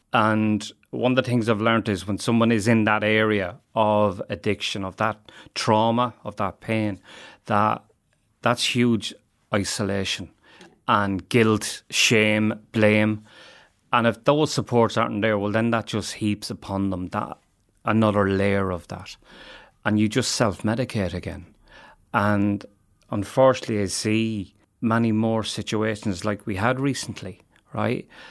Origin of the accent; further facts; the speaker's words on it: Ireland; as Irish people